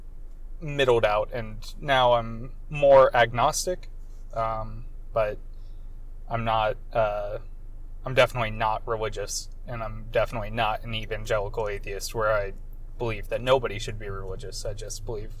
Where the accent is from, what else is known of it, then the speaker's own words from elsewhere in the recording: Central Florida, United States; I'm from a very small town in Central Florida called Dunawan